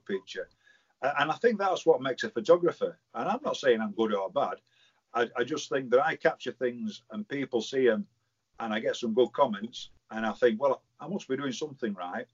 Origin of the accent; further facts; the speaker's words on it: Barnsley, Yorkshire and the Humber, United Kingdom; born and bred in Hathersley.